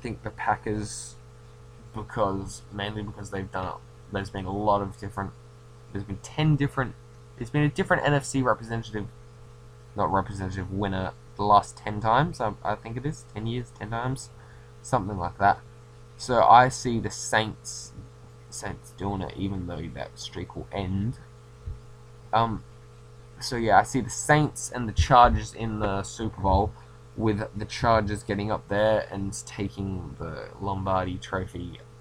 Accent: Australia; I'm Australian

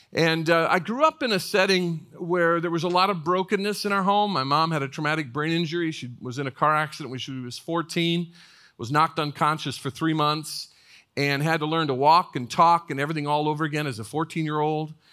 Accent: northern Indiana, United States; moved away as an adult; I grew up in northern Indiana, about an hour and a half out of Chicago

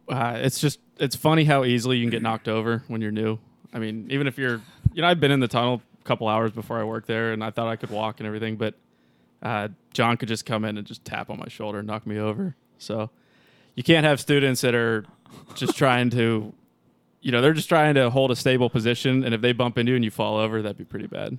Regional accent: Pittsburgh, Pennsylvania, United States; moved away as an adult; also born or lived in Houston; I'm from Pittsburgh.

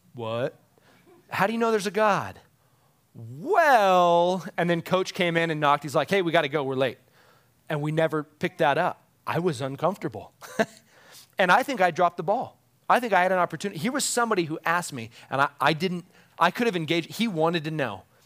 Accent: United States; as American moms and dads

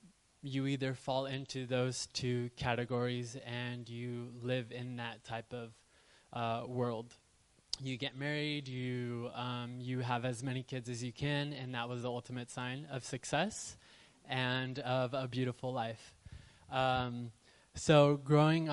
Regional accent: Southern California, United States; born and raised in Southern California

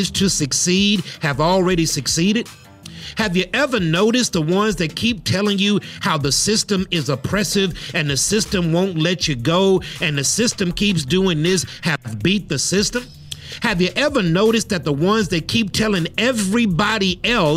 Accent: United States; our history as African American people here in this particular country

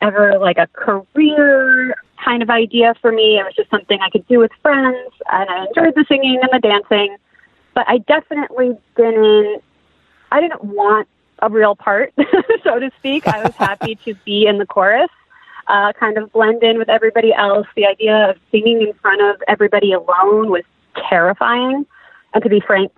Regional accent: New Jersey, United States; moved away as an adult; now in Los Angeles, United States; I am from New Jersey. I grew up in North Jersey

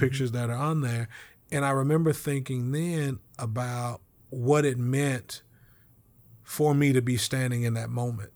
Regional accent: Lawton, Oklahoma, United States; my hometown in Lawton

